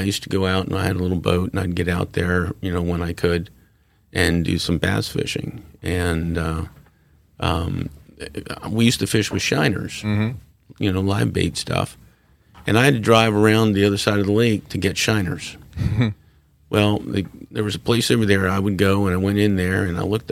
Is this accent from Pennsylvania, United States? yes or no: yes; Allentown, Pennsylvania, United States; now in Florida, United States; I grew up in Allentown, Pennsylvania. That's where I was born. I went to school there.